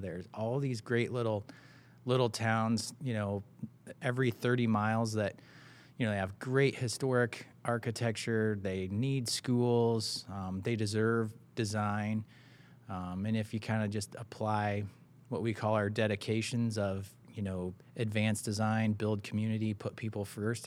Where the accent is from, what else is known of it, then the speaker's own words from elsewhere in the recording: Red Oak, Iowa, United States; I am from Red Oak, uh, born and raised here.